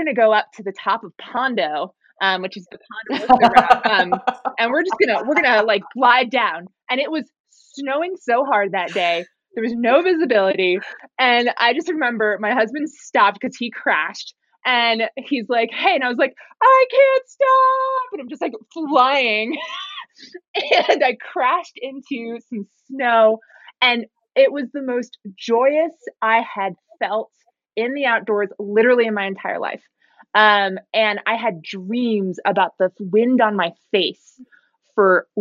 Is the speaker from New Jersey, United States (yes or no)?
yes; New Jersey, United States; also born or lived in Silicon Valley / Bay Area; now in Lake Tahoe, United States; I grew up in New Jersey